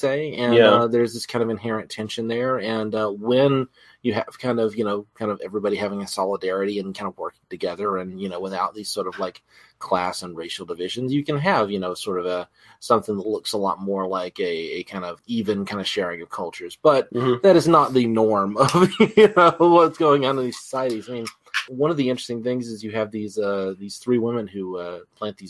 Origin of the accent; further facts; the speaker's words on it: United States; I'm an American